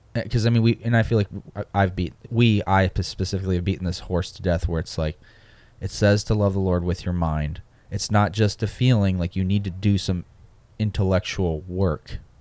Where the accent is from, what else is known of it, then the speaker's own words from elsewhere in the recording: Michigan, United States; moved away; I'm from Michigan